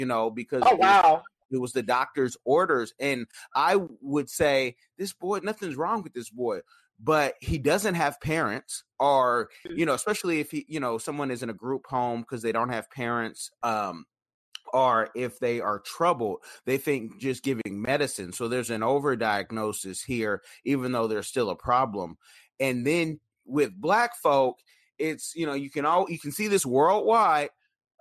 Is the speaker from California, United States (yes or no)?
yes; Oakland, California, United States; now in Seattle, United States; growing up, you know, I'm from Oconda